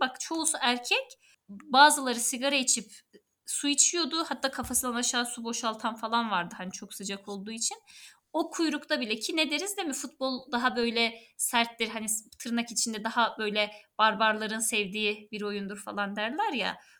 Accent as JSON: {"language": "Turkish", "region": "Erzurum", "country": "Turkey", "tie": "born or raised there", "moved": "yes", "lives_now": "Istanbul, Turkey", "said": "ben Erzurumluyum. Oranın yerlisiyim."}